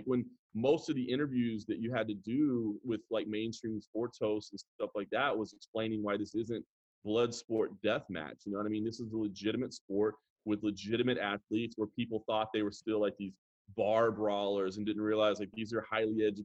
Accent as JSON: {"language": "English", "town": "Dallas", "region": "Texas", "country": "United States", "said": "I'm from Dallas, Texas. Grew up a Cowboys fan, obviously"}